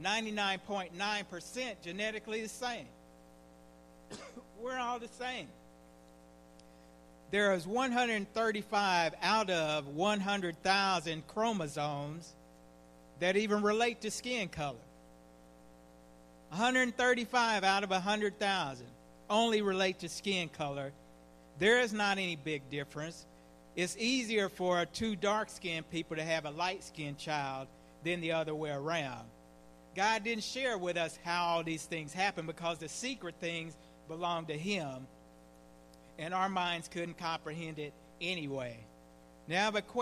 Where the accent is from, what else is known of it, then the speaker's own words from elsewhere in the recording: Leavenworth, Kansas, United States; I'm from Leavenworth, Kansas, prison city.